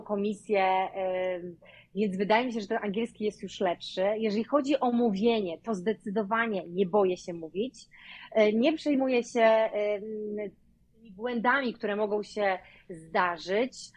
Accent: Poland; moved away as an adult; also born or lived in Hillsboro, Oregon, United States; now in Oregon, United States; angielski nie jest moim pierwszym językiem

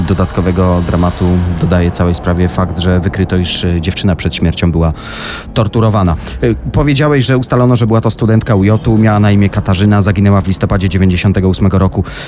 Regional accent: Tarnów, Lesser Poland, Poland; okolice mojego rodzinnego miasta Tarnowa

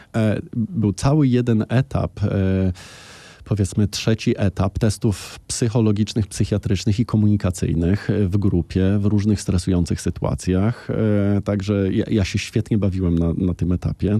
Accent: Łódź, Łódź Voivodeship, Poland; born or raised there

